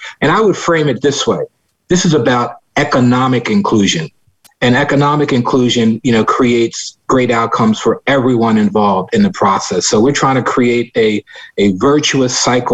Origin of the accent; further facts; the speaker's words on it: Philadelphia, Pennsylvania, United States; I grew up in West Philadelphia